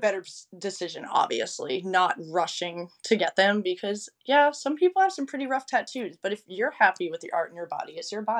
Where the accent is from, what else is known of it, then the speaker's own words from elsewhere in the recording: the South, United States; I think also growing up in the South, like, people just really aren't as open to those things here, obviously.